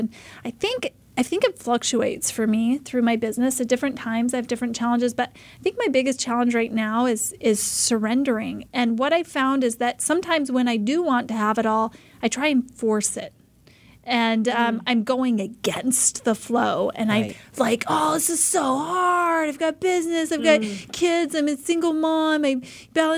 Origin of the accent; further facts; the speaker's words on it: Idaho, United States; moved away as an adult; now in Arizona, United States; I was born and raised in Idaho